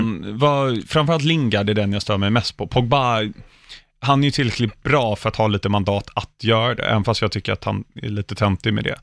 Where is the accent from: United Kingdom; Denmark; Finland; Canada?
United Kingdom; England; now in Sweden; jag som ändå uppväxt i England